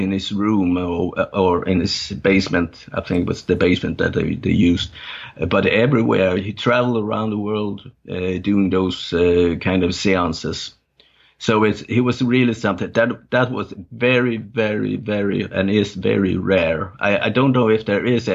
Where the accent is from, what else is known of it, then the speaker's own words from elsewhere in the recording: north of Gothenburg archipelago, Västra Götaland, Sweden; first language Danish; English is a second language; also born or lived in Copenhagen, Denmark; now in southern Sweden; when I was a little kid, we moved from Denmark, from Copenhagen, and up north of Gothenburg in the archipelago up there.